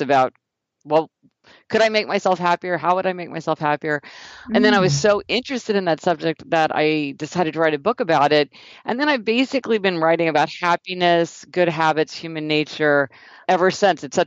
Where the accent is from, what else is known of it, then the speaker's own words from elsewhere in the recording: Kansas City, Missouri, United States; I'm from Kansas City, Missouri